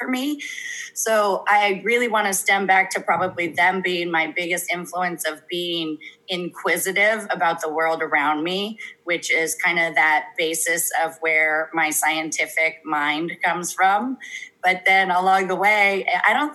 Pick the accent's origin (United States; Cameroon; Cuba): United States; Carpinteria, California; I'm from Carpinteria, this little hometown